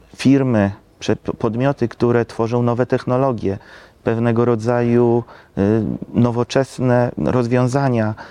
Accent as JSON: {"language": "Polish", "region": "Lublin Voivodeship", "country": "Poland", "said": "u nas na Lubelszczyźnie"}